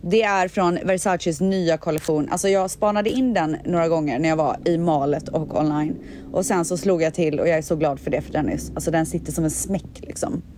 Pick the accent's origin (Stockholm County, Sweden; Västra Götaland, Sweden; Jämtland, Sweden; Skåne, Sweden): Västra Götaland, Sweden; Borås; jag är ju från Borås och där säger man stuga